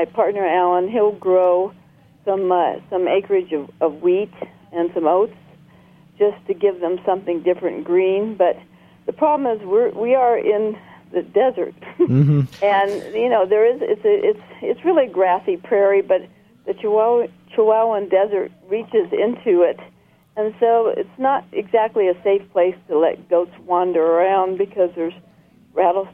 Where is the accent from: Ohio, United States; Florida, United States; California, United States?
California, United States; now in Marfa, United States; I'm from California originally, so how I ended up in Marfa, Texas